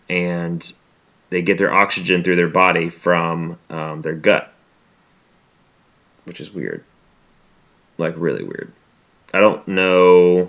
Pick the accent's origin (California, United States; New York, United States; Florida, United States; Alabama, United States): Alabama, United States; also born or lived in Mississippi; Also, like, I'm from Alabama and Mississippi.